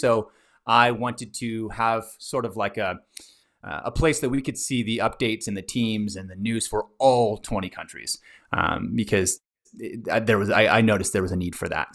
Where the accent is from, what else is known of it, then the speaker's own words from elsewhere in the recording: Texas, United States; I'm from Texas